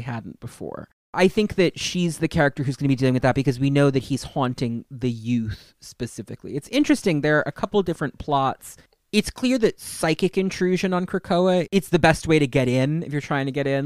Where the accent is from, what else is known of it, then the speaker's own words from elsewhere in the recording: United States; I'm American